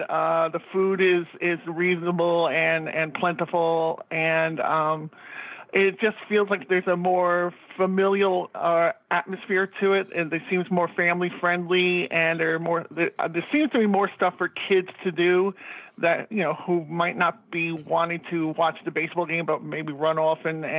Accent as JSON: {"language": "English", "town": "New York City", "region": "New York", "country": "United States", "tie": "born or raised there", "said": "we grew up in Jackson Heights, which was 10 minutes away from Shea Stadium"}